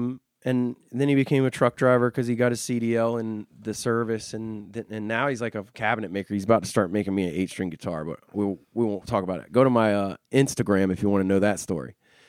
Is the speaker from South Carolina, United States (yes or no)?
yes; Goose Creek, South Carolina, United States; Joint Base Charleston, which is in my hometown of Goose Creek.